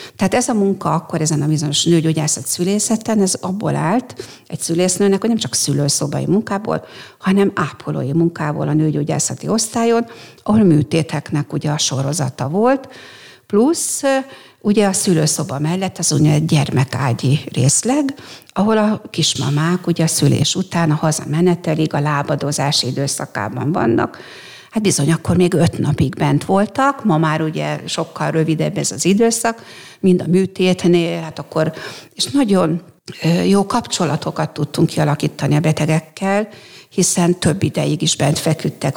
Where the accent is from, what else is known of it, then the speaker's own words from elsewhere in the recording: Mór, Fejér, Hungary; also born or lived in Székesfehérvár; én Móron születtem, ott is éltem mindaddig